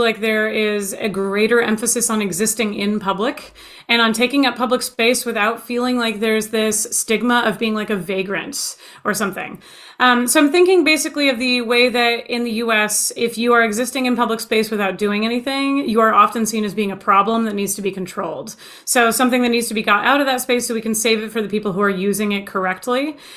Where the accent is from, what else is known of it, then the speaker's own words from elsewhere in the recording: United States; my own nationalistic viewpoint is as an American, that's where I've been born and raised